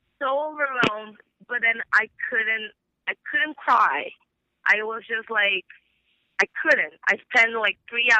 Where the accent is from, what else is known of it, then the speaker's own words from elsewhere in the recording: Brazil; moved away; because I'm from Brazil